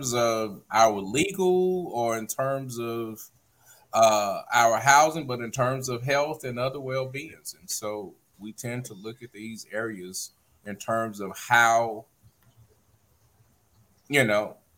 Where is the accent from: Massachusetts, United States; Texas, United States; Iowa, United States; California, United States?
Texas, United States; Beaumont; moved away; I'm away from Beaumont